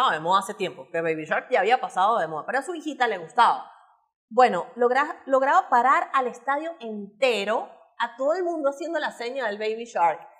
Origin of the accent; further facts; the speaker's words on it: Margarita, Nueva Esparta, Venezuela; No, mira, yo era de Magallanes, pero es que yo soy de Margarita y ahora soy de Bravo, pues.